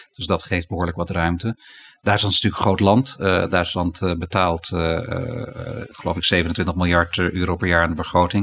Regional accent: Netherlands; wij Nederlanders

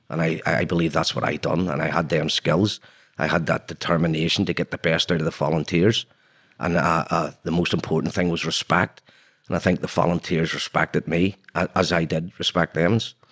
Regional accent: Belfast, Northern Ireland, United Kingdom; I was born in Belfast in nineteen sixty-three.

